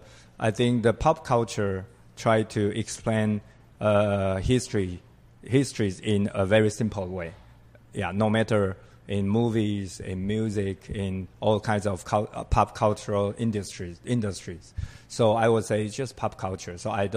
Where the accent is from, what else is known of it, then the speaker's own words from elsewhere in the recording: Taiwan; But basically the people in Taiwan, we call ourselves Taiwan. We introduce ourselves that we are from Taiwan.